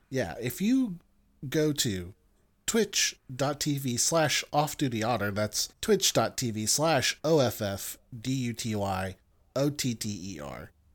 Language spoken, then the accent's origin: English; United States; I'm American.